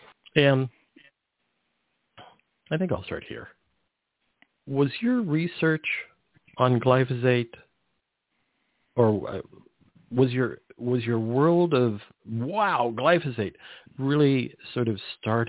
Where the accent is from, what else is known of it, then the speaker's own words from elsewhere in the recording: Salinas Valley, California, United States; I grew up around the Salinas Valley, so there was just tons of chemicals.